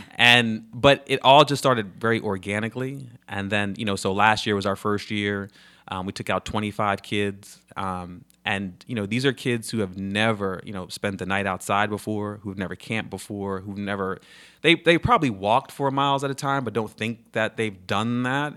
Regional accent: New York, United States; moved away as an adult; now in Charlotte, United States; I was a camp counselor, you know, growing up in New York

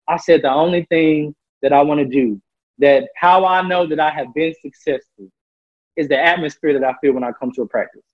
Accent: Memphis, Tennessee, United States; I'm from Memphis, Tennessee

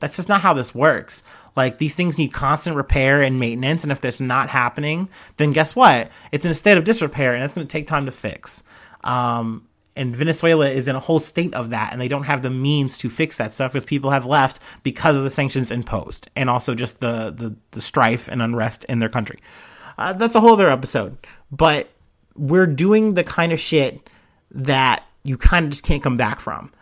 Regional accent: United States; I'm obviously jaded as an American, you know, Westerner

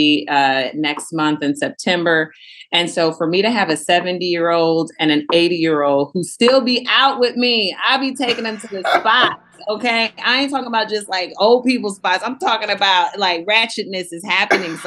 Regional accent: Houston, Texas, United States; moved away as an adult; I'm from Houston, Texas, but I've lived a little bit of everywhere

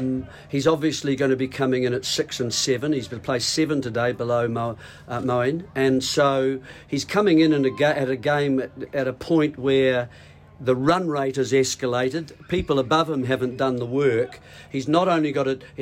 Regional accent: New Zealand

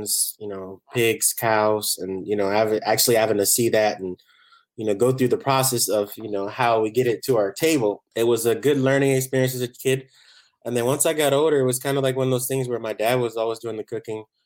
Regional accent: Barbados; now in San Diego, United States; I grew up in Barbados

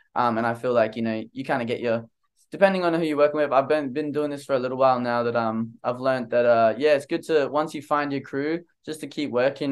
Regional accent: Australia; I'm from Australia, man. I never left Australia my whole life

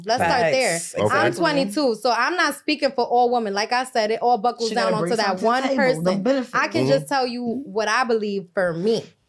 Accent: New York City, New York, United States; I'm from East Harlem.

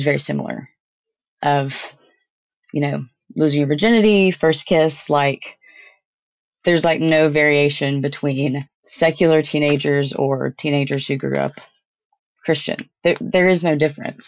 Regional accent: Tennessee, United States; My home state of Tennessee

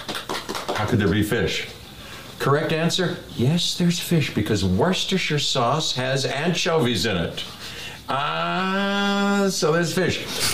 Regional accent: Pittsburgh, Pennsylvania, United States; at my house where we grew up in Pittsburgh

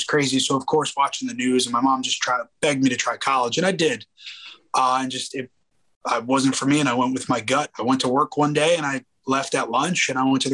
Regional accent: New Jersey, United States; I grew up in Jersey

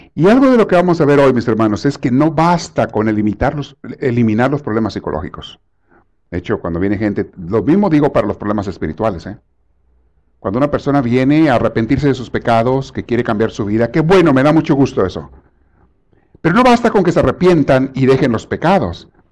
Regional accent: Mexico; moved away; cuando yo estaba en la secundaria en México

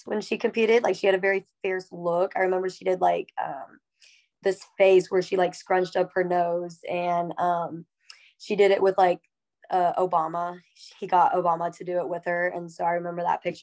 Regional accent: Texas, United States; I'm from Texas

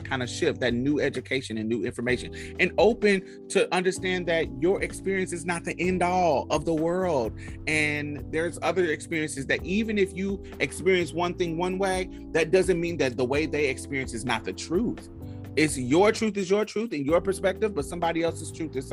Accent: United States; the privilege of me being American

